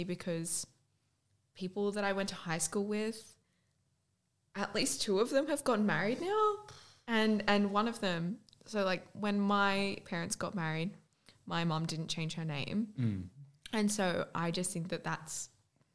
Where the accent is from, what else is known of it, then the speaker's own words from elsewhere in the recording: Newcastle, New South Wales, Australia; we're from Newcastle